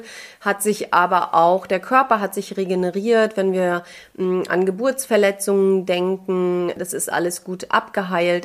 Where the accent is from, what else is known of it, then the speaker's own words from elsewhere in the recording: Mecklenburg-Vorpommern, Germany; bei uns in MV